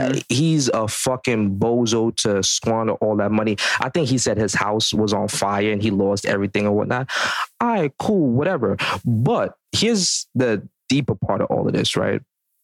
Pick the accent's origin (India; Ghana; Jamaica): Jamaica; As a Jamaican, bro